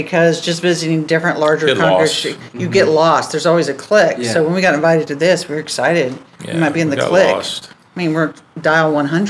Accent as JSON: {"language": "English", "town": "Alachua", "region": "Florida", "country": "United States", "tie": "born or raised there", "said": "growing up in Alachua."}